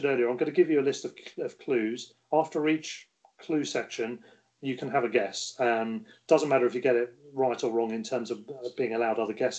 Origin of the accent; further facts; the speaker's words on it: Solihull, West Midlands, United Kingdom; born there; But I'm English and I was born in Solihull near Birmingham.